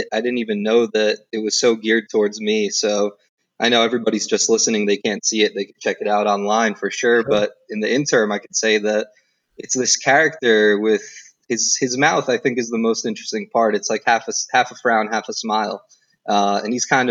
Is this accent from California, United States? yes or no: no; New Jersey, United States; I grew up in New Jersey. I lived in Jersey pretty much all my life up until I was 18